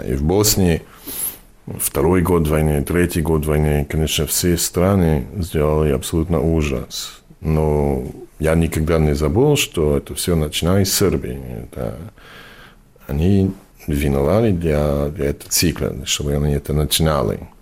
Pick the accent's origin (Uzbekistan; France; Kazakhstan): France; first language English; Russian is a second language; also born or lived in New York, United States; now in Barcelona, Spain; Мы мигрировали во Францию, когда я был ребенок. И вот, я вырос во Франции